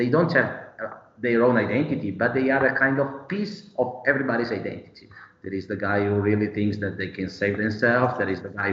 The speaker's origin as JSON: {"language": "English", "town": "Bergamo", "region": "Lombardy", "country": "Italy", "said": "I'm from Bergamo"}